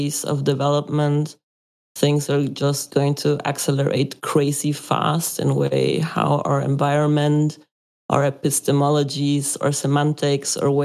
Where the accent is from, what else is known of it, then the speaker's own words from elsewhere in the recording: Mexico; moved away as an adult; also born or lived in Germany; I grew up in Catholic paradigm Mexico